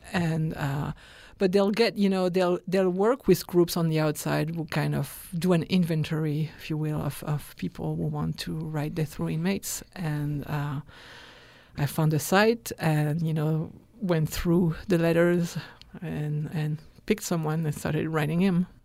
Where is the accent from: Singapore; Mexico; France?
France; moved away as an adult; also born or lived in Texas; I was raised in France